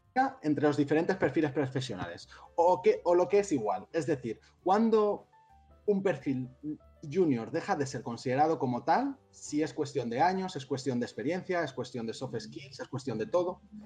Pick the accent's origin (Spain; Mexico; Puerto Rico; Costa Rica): Spain; Madrid, Community of Madrid; moved away as an adult; now in Barcelona, Spain; soy de Madrid, vine aquí hace cinco años